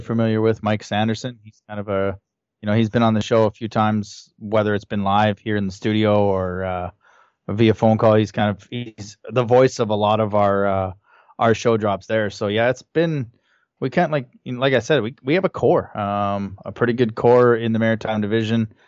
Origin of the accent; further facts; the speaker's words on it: Hanna, Alberta, Canada; moved away as an adult; also born or lived in Calgary, Alberta; now in Moncton, Canada; born and raised in Han, Alberta